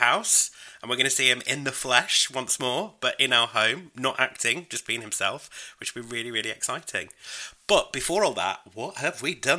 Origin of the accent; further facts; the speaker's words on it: United Kingdom; I'm British.